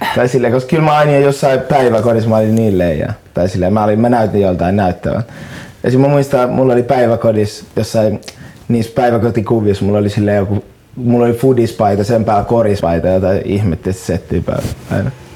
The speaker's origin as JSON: {"language": "Finnish", "town": "Helsinki", "region": "Uusimaa", "country": "Finland", "said": "Mä oon stadilainen"}